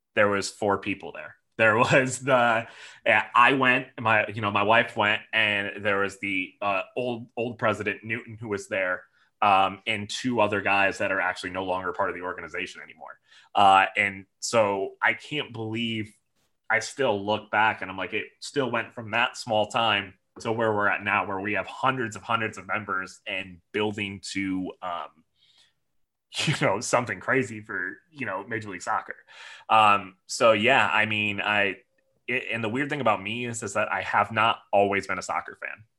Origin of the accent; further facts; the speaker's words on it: near Detroit, Michigan, United States; moved away as an adult; also born or lived in Minnesota; now in Nashville, United States; I was actually born and raised in Michigan, mm -hmm. near the Detroit, Michigan area